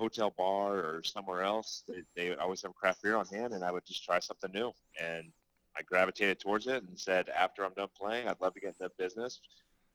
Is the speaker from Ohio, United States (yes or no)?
yes; Cincinnati, Ohio, United States; I grew up in Cincinnati. I was born and raised, went to the University of Cincinnati